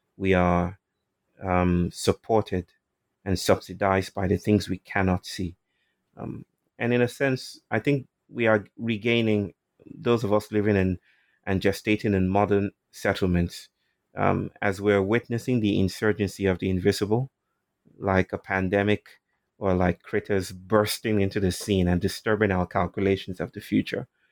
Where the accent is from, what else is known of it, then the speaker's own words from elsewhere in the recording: Nigeria; moved away; I'm from Nigeria